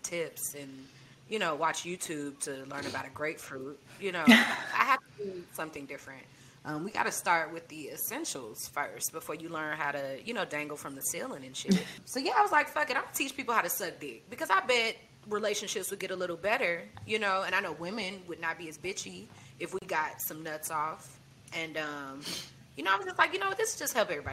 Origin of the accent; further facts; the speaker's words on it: St. Louis, Missouri, United States; moved away as an adult; now in Tallahassee, United States; I'm from St. Louis